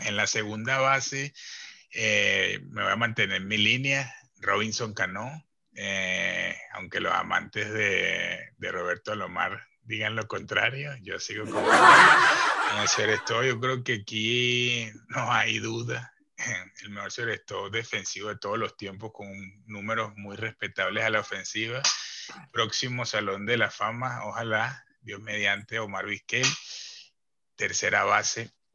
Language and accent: Spanish; Venezuela; mi compatriota Ovaldo Guillén